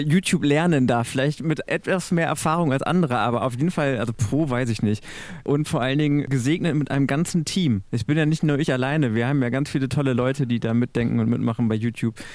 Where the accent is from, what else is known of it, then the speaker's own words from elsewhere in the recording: Münsterland, North Rhine-Westphalia, Germany; now in Hannover, Germany; Ich komme aus dem Münsterland